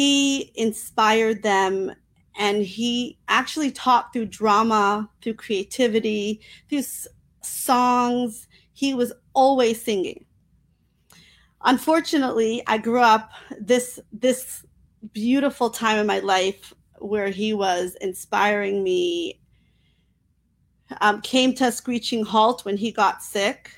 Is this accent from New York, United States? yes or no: yes; New York City, New York, United States; I was raised in Crown Heights, Brooklyn, New York